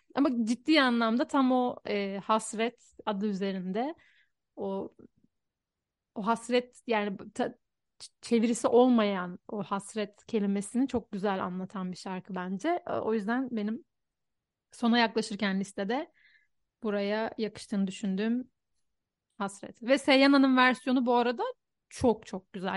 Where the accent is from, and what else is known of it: Istanbul, Turkey; moved away as an adult; now in Budapest, Hungary